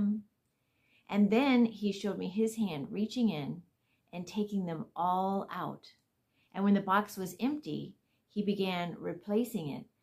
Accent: Florida, United States; I'm from Florida

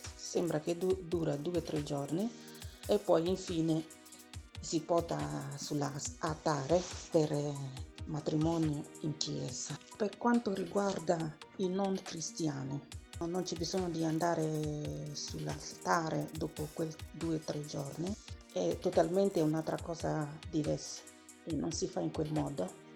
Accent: Abakaliki, Ebonyi, Nigeria; Italian is a second language; moved away as an adult; now in Italy; Io vengo da Ebonistetti, nel comune di Abacalichi, in Isi.

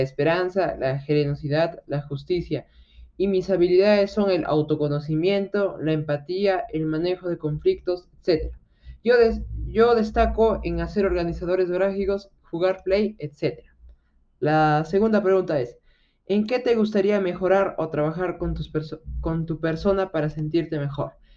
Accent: Arequipa, Peru; yo soy de Arequipa

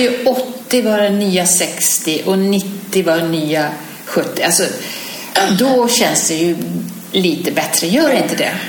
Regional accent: Sweden; hemma i Sverige

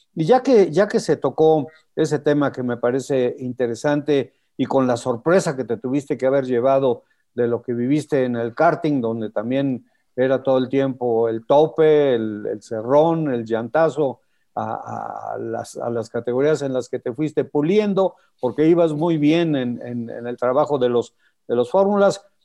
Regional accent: Mexico

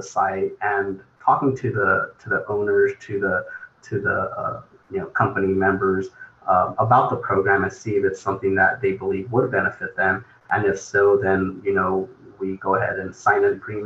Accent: Fresno, California, United States; Grew up, was raised here in the Central Valley, born and raised in Fresno

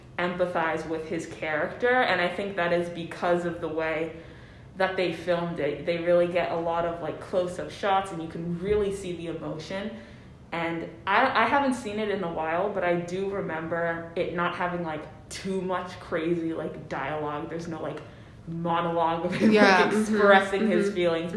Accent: United States; I'm a Puerto Rican growing up in America, and like going back to Puerto Rico to visit family

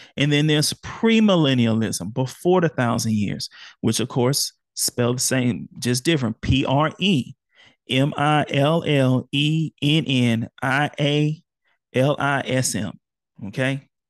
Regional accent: Houston, Texas, United States; born or raised there

